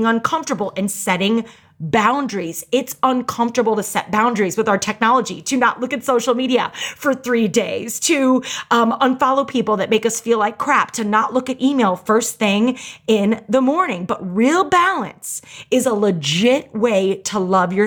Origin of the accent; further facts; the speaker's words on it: St. Louis, Missouri, United States; I grew up in St. Louis, Missouri